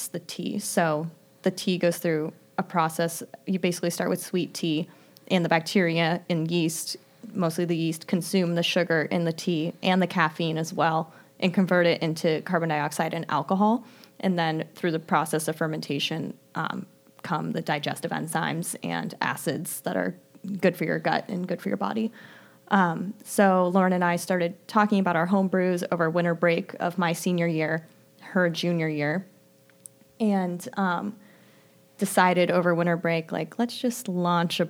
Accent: New Jersey, United States; We went to an all-girls high school in New Jersey

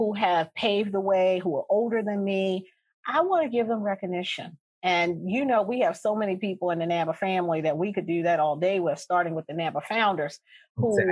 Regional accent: Baltimore, Maryland, United States; I am from Baltimore, the Sandtown Winchester community of Baltimore. I grew up in the inner city

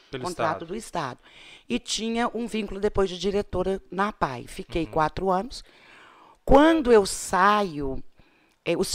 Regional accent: Rio de Janeiro, Brazil; A minha infância, embora no Rio de Janeiro, eu sempre passei férias, feriado, aqui, aqui em Ponte Nova

